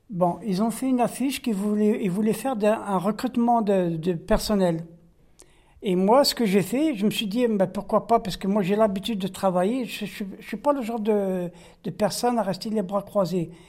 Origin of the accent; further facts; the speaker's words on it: France; born there; je travaille en cuisine. Euh, je suis né en France, de mère française et de père algérien.